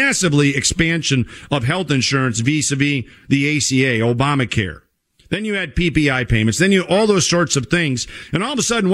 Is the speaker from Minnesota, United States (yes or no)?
yes; Minnesota, United States; my home state of Minnesota